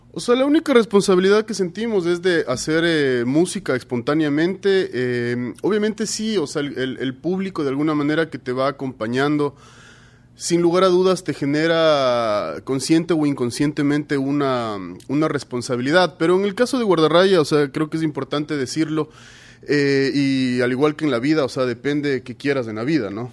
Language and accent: Spanish; Ecuador; como ecuatorianos